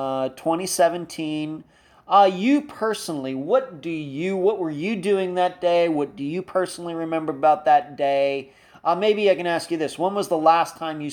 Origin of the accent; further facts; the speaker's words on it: Pennsylvania, United States; moved away as an adult; I'm originally from Pennsylvania, so I kind of remember days like that when I lived there for the first almost 28 years of my life